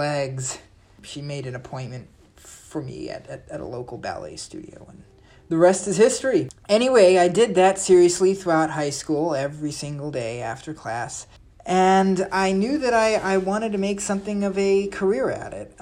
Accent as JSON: {"language": "English", "town": "Irvine", "region": "California", "country": "United States", "said": "I'm from Irvine, California"}